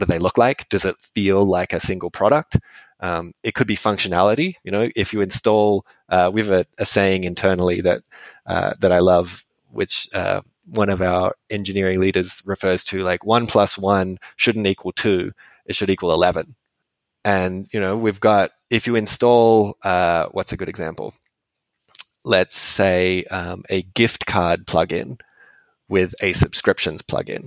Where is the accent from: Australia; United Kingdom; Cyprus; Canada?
Australia; Western Australia; moved away; I'm from Western Australia originally.